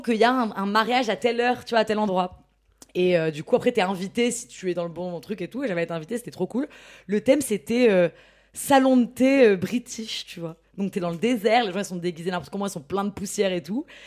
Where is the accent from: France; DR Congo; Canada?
France; Ch'ti, Hauts-de-France; je suis ch'ti